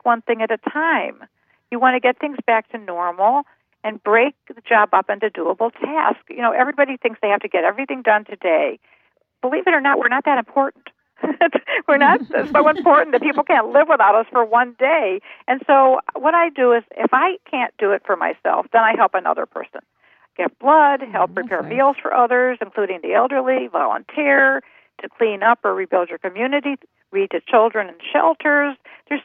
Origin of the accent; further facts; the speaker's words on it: Cleveland, Ohio, United States; I was born in Cleveland, Ohio in 1944